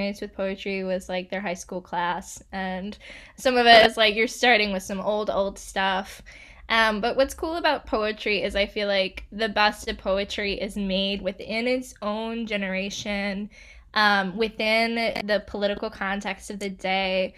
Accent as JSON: {"language": "English", "town": "Pampa", "region": "Texas", "country": "United States", "tie": "born or raised there", "also_born_or_lived": "Spartanburg, South Carolina / Chicago", "moved": "yes", "lives_now": "Durham, United States", "said": "I'm originally from Spartanburg, South Carolina, and then I moved to the panhandle of Texas when I was 9 in a city called Pampa"}